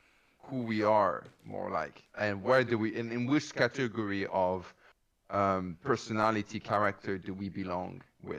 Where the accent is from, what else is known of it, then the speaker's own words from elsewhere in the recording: Canada; Okay, so I am a chick. I am Canadian.